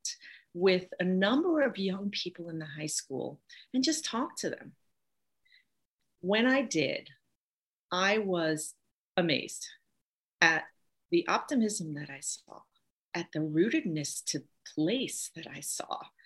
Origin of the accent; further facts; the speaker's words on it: New York City, New York, United States; moved away as an adult; also born or lived in Manhattan / New Hampshire; now in Maine, United States; I grew up in Brooklyn, New York.